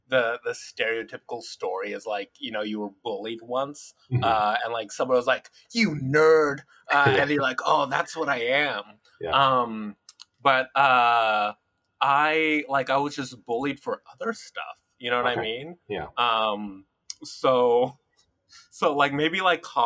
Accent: Los Angeles, California, United States; also born or lived in Hawthorne, California / Inglewood, California; I'm an LA native

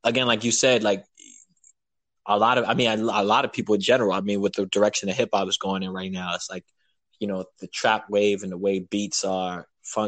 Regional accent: New York City, New York, United States; I'm from Brooklyn, New York, rapper, producer

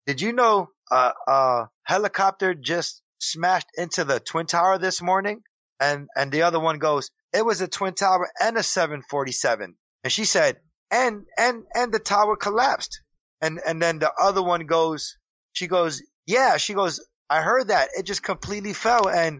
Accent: Puerto Rico; now in New York City, United States; Because I work in New York City and I live in New York City and I'm Puerto Rican. I come from the Spanish community.

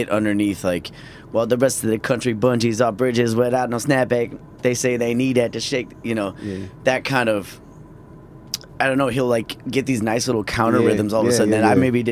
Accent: Minneapolis, Minnesota, United States; I grew up in Minneapolis

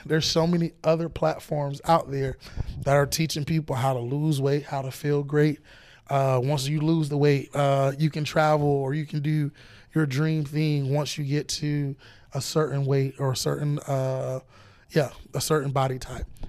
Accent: Florida, United States

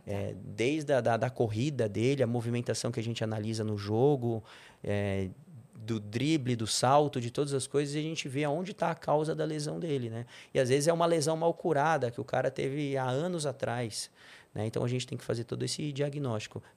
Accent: São Paulo, Brazil; Nasci na Avenida Paulista, sou bem paulista

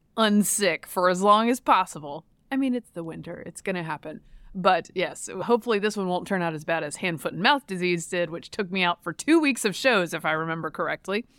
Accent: Durham, North Carolina, United States; I'm from Durham

